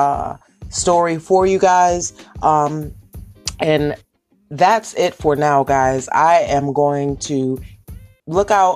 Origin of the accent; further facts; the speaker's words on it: Danbury, Connecticut, United States; That's Connecticut, my hometown, Danbury, Connecticut